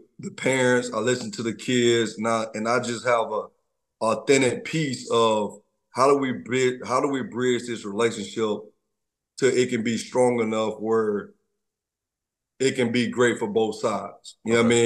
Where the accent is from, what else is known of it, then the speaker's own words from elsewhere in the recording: Troy, Alabama, United States; I'm from Troy, Alabama, I'm a country boy